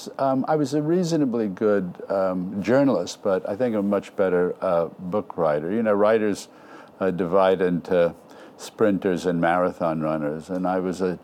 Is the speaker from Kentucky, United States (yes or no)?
no; New York City, New York, United States; also born or lived in Brooklyn, New York; I was born in Brooklyn, grew up in Forest Hills, Queens